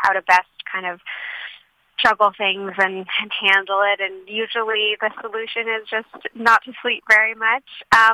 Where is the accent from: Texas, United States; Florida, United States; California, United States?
California, United States; Santa Monica; I grew up in Los Angeles